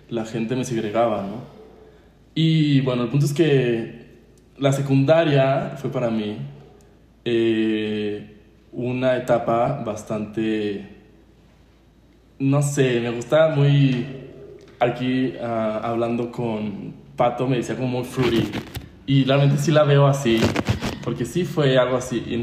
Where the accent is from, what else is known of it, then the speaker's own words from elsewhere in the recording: San Luis Potosí, Mexico; yo soy mexicano, nacido en San Luis Potosí.